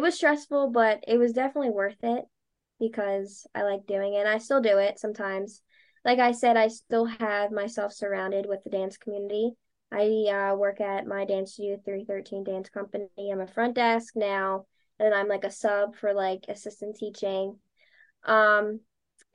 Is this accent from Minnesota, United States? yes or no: no; Delaware County, Pennsylvania, United States; also born or lived in Drexel Hill, Pennsylvania / Springfield, Pennsylvania; I grew up born and raised in Delco